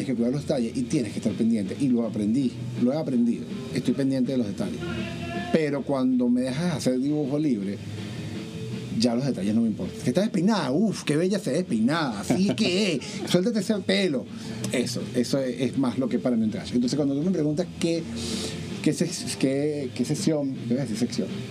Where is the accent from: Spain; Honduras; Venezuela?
Venezuela; moved away as an adult; now in United States; yo no me fui de Venezuela porque me faltaba trabajo, yo me fui de Venezuela